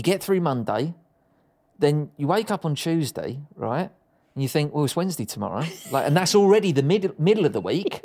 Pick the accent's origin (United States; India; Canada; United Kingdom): United Kingdom; Dagenham, London; I grew up in Dagenham.